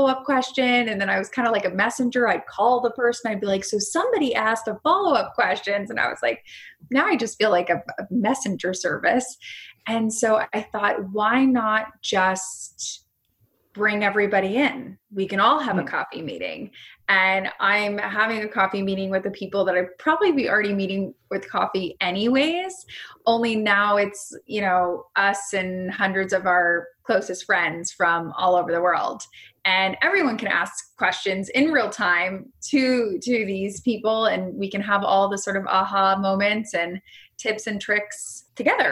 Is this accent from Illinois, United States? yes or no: no; South Florida, United States; I grew up in South Florida